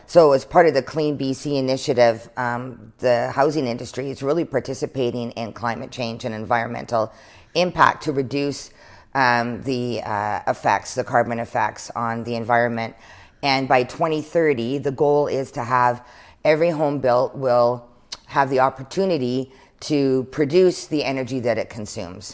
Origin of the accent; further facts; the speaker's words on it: Prince George, British Columbia, Canada; growing up in Prince George